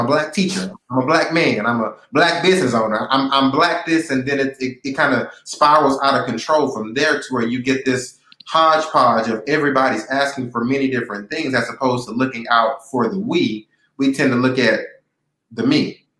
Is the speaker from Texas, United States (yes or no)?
yes; Texas, United States; I grew up in the Pleasantville community and it's made me who I am.